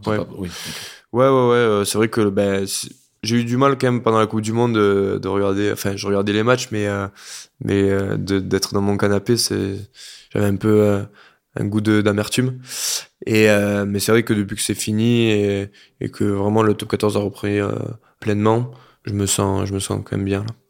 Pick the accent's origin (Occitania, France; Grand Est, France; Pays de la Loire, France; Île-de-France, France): Occitania, France; Lot, half an hour from Cahors; now in Pau, France; j'ai grandi du coup dans le Lot à une demi-heure de Cahors